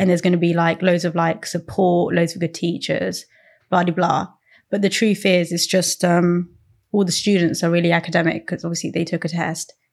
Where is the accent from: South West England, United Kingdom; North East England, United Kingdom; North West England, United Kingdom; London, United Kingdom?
London, United Kingdom; Croydon; I'm from Croydon.